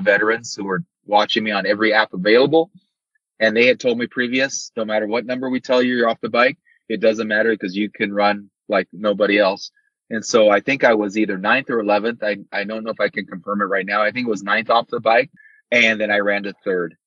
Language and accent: English; Arizona, United States; I'm from Arizona